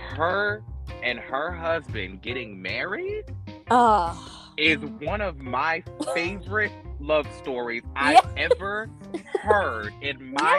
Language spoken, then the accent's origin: English; North Carolina, United States; I'm from North Carolina, not New York.